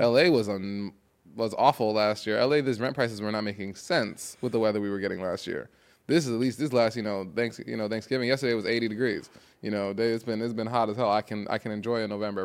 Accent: New York, United States; now in Los Angeles, United States; I'm from New York, where seasonal depression is more of a thing

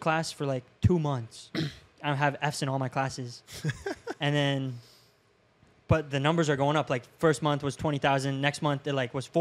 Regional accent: Safety Harbor, Florida, United States; I grew up in Safety Harbor, so super small town

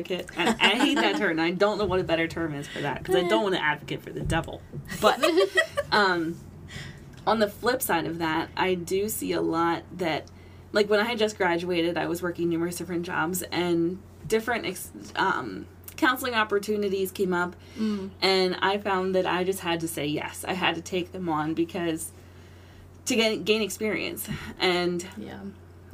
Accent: Lancaster County, Pennsylvania, United States; being born and raised in Lancaster County, being a Christian born and raised in Lancaster County

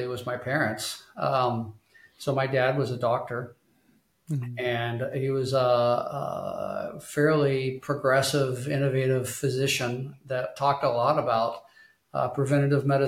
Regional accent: Tulsa, Oklahoma, United States; also born or lived in Arkansas; I was born and raised in Tulsa, Oklahoma. I was born in Arkansas, but raised in Oklahoma.

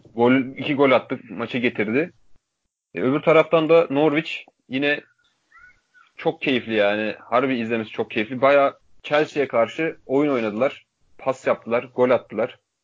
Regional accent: Turkey; Türk Türküz

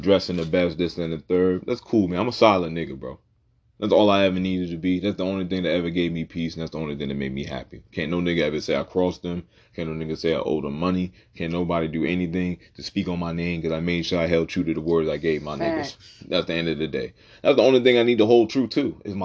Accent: Puerto Rico; I'm not from Africa. I was born in Puerto Rico.

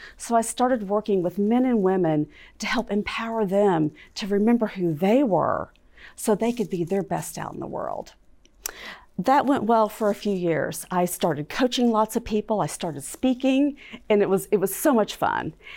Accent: Fort Worth, Texas, United States; I was growing up in Fort Worth, Texas

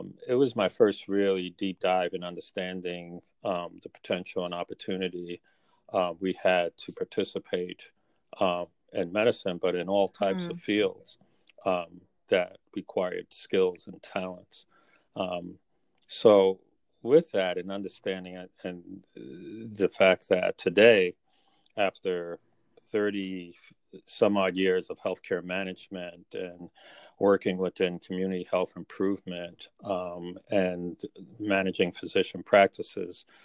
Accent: New York City, New York, United States; growing up in Brooklyn, really, and the housing project that I grew up in within New York City

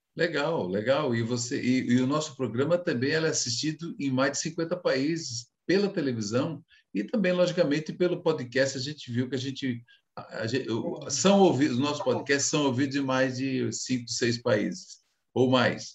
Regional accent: Brazil; eu digo nós enquanto brasileiros

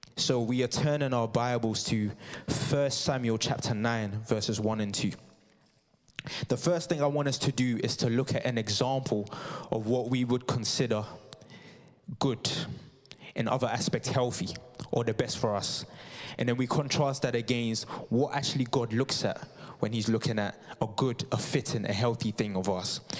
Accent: Ghana; moved away; I'm from Ghana

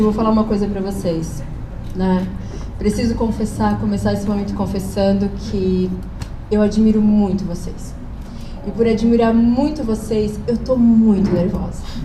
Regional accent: Blumenau, Santa Catarina, Brazil; sou de Blumenau, sou casada com o Diego

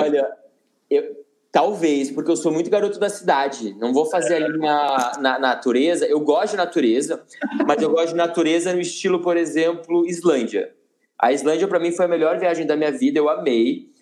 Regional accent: Campinas, São Paulo, Brazil; moved away as an adult; now in São Paulo, Brazil; eu sou de Campinas do interior

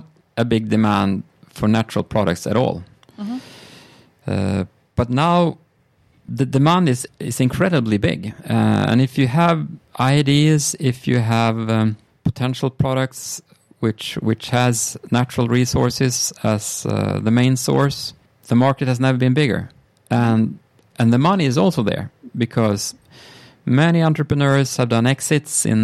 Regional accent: Sweden; I'm from Sweden.

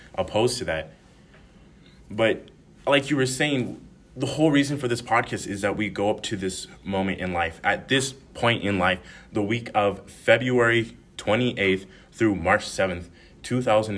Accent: Reno, Nevada, United States; moved away as an adult; in Reno, Nevada, growing up

